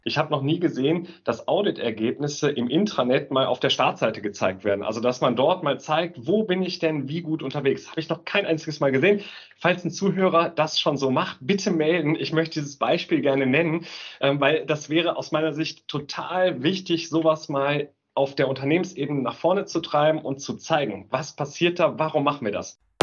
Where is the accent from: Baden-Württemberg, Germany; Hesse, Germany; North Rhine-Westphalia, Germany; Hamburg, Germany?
North Rhine-Westphalia, Germany; Aachen; bin gebürtiger Aachener